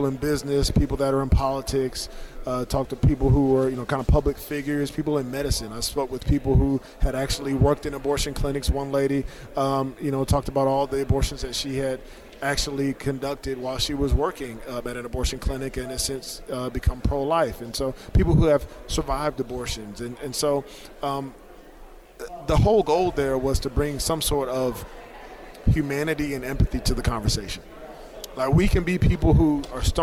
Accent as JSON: {"language": "English", "town": "Norfolk", "region": "Virginia", "country": "United States", "tie": "born or raised there", "said": "I grew up in Norfolk, Virginia"}